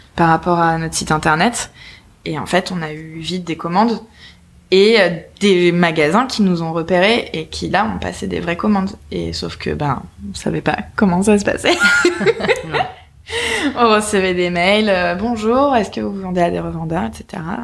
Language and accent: French; Nice, Provence-Alpes-Côte d'Azur, France; moved away as an adult; now in Paris, France; on vient de Nice